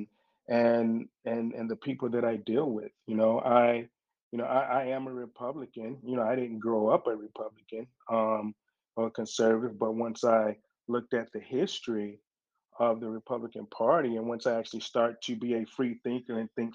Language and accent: English; Cleveland, Ohio, United States; moved away; also born or lived in Virginia Beach, Virginia; I grew up in the hoods of Cleveland, Ohio. I'm from Cleveland, Ohio.